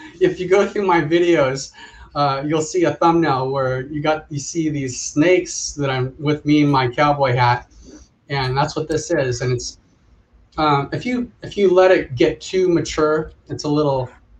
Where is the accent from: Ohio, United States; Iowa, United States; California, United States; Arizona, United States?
California, United States; Southern; growing up in Southern California